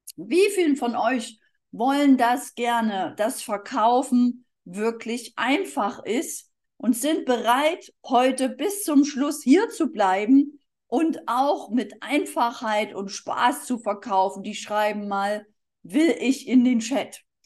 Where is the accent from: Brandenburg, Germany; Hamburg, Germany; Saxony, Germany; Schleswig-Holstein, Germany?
Saxony, Germany; Dresden; moved away as an adult; also born or lived in Berlin / Erding; ursprünglich bin ich aus Dresden, da bin ich zur Schule gegangen